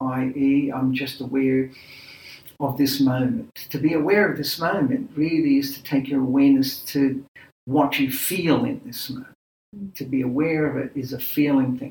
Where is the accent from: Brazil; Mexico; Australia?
Australia; I was born in Australia, my parents are Greek